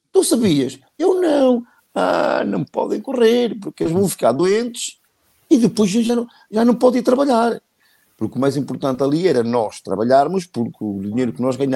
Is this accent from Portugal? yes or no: yes; Fermentões, Norte, Portugal; Sou de Fermentões.